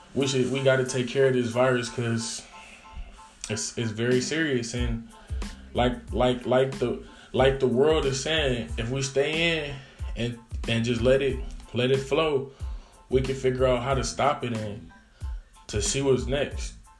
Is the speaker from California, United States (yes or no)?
no; Detroit, Michigan, United States; I'm in Detroit. I'm from Detroit